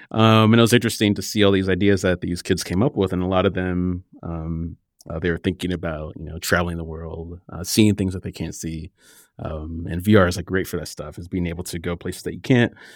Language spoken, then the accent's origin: English; Cedar Rapids, Iowa, United States; moved away; also born or lived in Southern California / Portland; I grew up in the Midwest in Cedar Rapids, Iowa